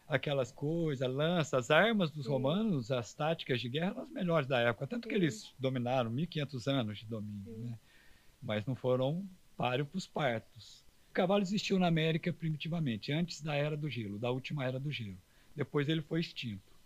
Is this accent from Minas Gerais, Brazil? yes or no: yes; south of Minas Gerais, Brazil; sou do sul de Minas, de Itajubá, de Cristina, de São Lourenço